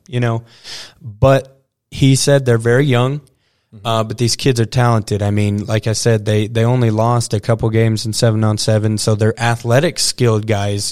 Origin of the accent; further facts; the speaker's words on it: Dumas, Texas, United States; also born or lived in Stratford, Texas; growing up around the Dumas Demon roots and uh, graduating really close in this 806 area at, uh, you know, Stratford